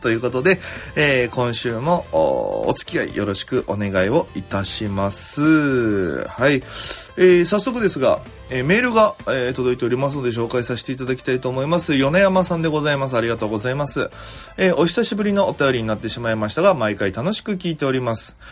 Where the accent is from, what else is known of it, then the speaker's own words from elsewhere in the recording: Okinawa, Japan; now in Tokyo, Japan; 私県出身で現在東京でフリーのピン芸人として活動しております